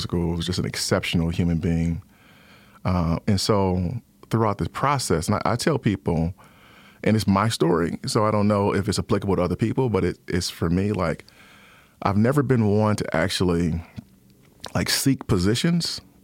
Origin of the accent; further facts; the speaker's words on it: Detroit, Michigan, United States; also born or lived in Ypsilanti, Michigan; I am originally from Detroit, born and raised in Detroit